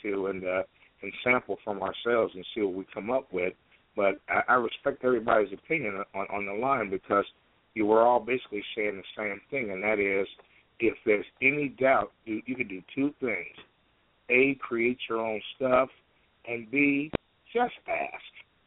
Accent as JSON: {"language": "English", "region": "Midwest", "country": "United States", "said": "I'm from the Midwest"}